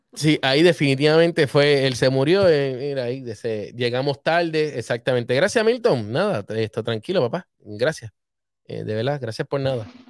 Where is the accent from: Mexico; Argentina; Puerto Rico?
Puerto Rico; Humacao; desde Los Rosales, donde yo nací, en Humacao.